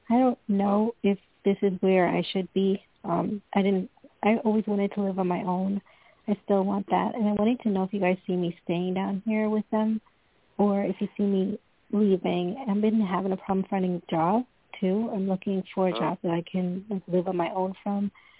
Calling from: Tampa, Florida, United States; I'm calling currently from Florida.

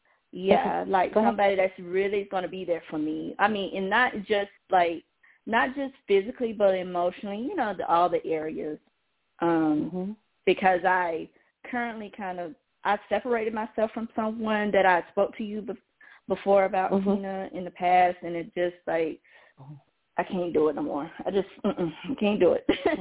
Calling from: Georgia, United States; I'm calling from Georgia.

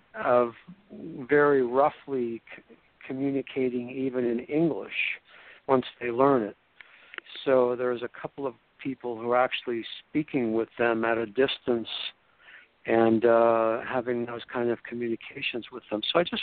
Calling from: Florida, United States; I am indeed calling from Florida, just post Hurricane Matthew

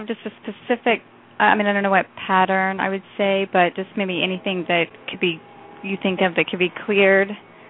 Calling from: South Florida, United States; I'm calling from South Florida.

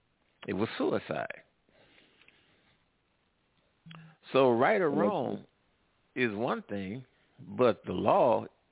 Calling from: Midwest, United States; I'm calling from the Midwest.

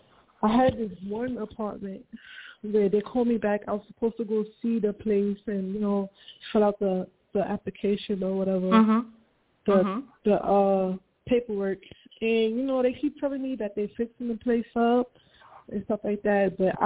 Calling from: Brooklyn, New York, United States; Hey, Brooklyn, New York.

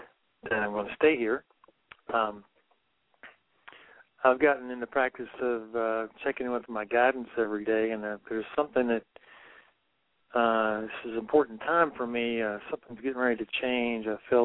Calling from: Virginia, United States; moved away as an adult; I'm calling you from Ashland, Oregon. I've been here since June. I left Virginia in November of last year on my motorcycle

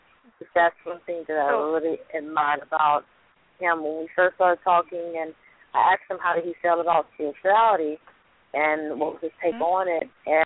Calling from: Louisiana, United States; I am calling from Louisiana.

